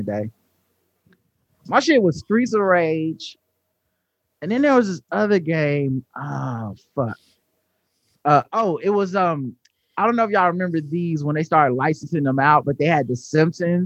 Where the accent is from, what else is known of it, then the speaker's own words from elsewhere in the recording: the South, United States; I'm from the South